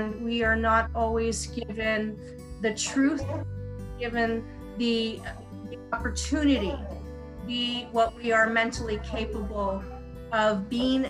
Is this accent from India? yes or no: no; United States; I'm an American